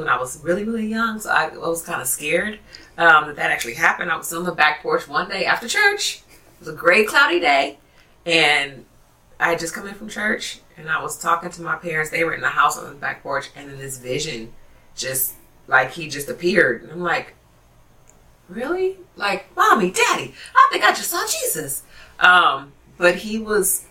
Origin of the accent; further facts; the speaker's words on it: Oakland, California, United States; also born or lived in San Francisco / Hayward / Castro Valley; I grew up, I was born in San Francisco, and I grew up in Oakland, East Oakland, and then we later moved to Hayward, Castro Valley area